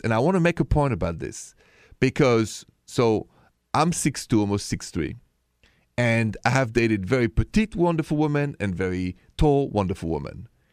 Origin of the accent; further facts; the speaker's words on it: Paris, Île-de-France, France; moved away; I'm from Paris